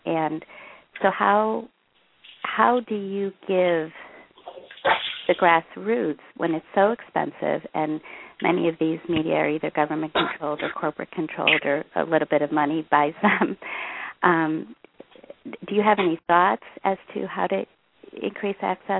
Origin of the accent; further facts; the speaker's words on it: India; I come from India